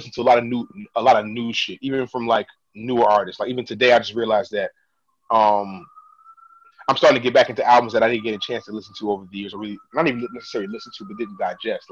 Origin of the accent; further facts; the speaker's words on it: Ghana; I'm Ghanaian